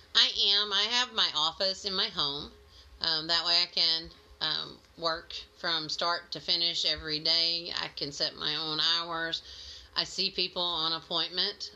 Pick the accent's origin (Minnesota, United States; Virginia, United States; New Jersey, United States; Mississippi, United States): Mississippi, United States; moved away as an adult; I'm a transplant from Mississippi, so I do still have a little bit of an accent, I'm told.